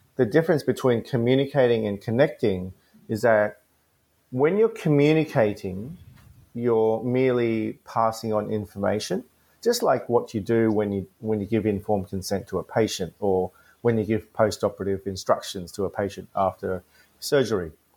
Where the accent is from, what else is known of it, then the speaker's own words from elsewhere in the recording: Gold Coast, Queensland, Australia; English is a second language; where I grew up in the Gold Coast in the in the early '90s